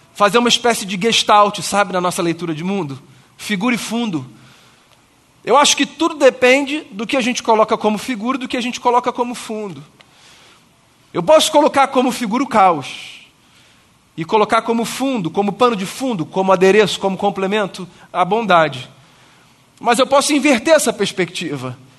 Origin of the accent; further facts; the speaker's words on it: Brazil; da igreja onde eu cresci, Igreja Presteriana do Grajaú